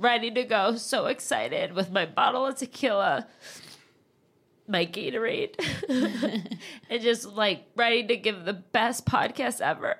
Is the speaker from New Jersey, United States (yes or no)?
yes; New Jersey, United States; moved away as an adult; I'm literally from New Jersey.